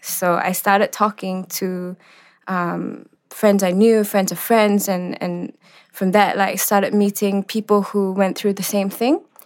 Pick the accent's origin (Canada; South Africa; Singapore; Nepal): Singapore; growing up in Singapore, you were taught to look westwards